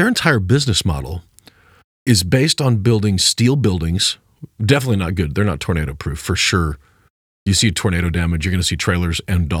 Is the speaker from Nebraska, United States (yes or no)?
yes; Superior, Nebraska, United States; And including my hometown of Superior, Nebraska.